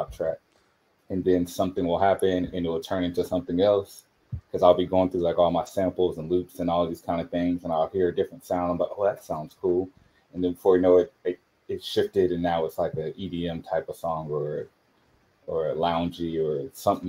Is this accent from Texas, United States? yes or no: yes; New Orleans, Texas, United States; moved away; I'm from New Orleans